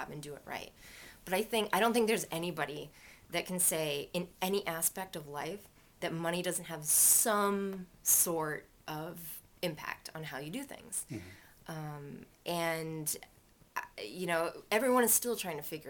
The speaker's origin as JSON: {"language": "English", "region": "Maine", "country": "United States", "tie": "born or raised there", "also_born_or_lived": "California", "moved": "yes", "lives_now": "Worcester, United States", "said": "I grew up in Maine"}